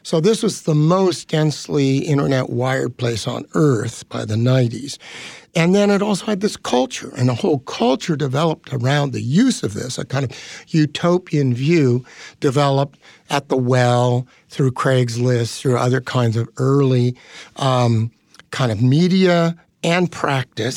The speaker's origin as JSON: {"language": "English", "area": "Bay Area", "region": "California", "country": "United States", "tie": "born or raised there", "said": "I grew up in the Bay Area"}